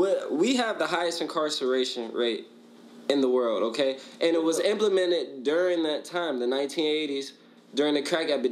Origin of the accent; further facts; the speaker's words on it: United States; we're American.